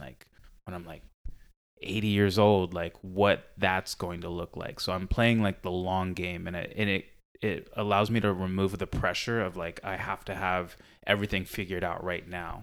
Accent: San Diego, California, United States; growing up in San Diego

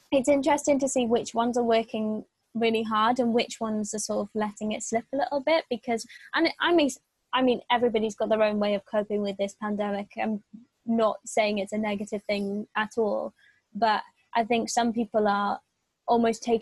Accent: Wales, United Kingdom; it's not just people in Wales because I'm Welsh.

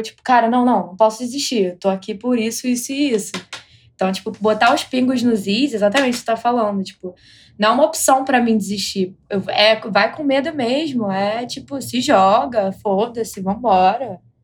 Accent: Brazil; moved away as an adult; now in United States; saí do Brasil, eu estou aqui

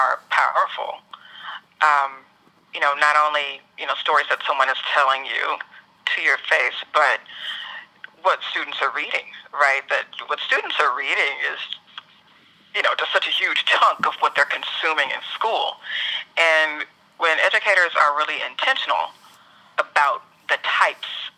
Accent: the South, United States; I'm also a Southerner

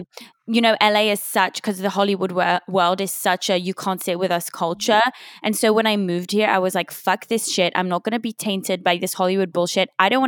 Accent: Switzerland; now in United States; the UK, but the UK. I grew up in Switzerland.

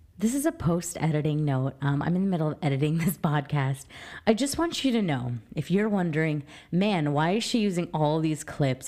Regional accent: New Jersey, United States; I am from New Jersey

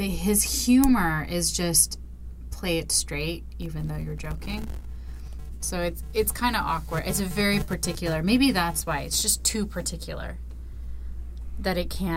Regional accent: Chicago, Illinois, United States; I'm from Chicago

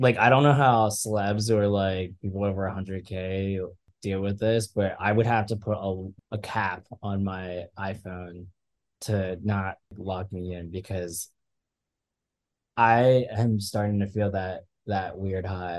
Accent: Malaysia; I'm Malaysian, and that's like my spot.

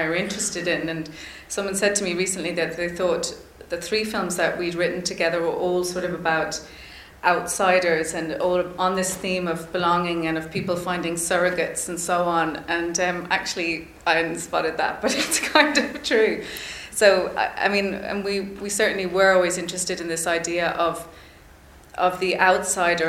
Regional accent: Ireland; I would have had as like raised as an Irish person.

